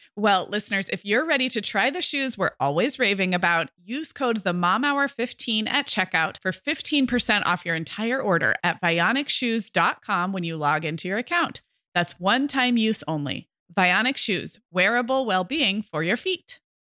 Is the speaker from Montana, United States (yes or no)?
no; California, United States; as a Californian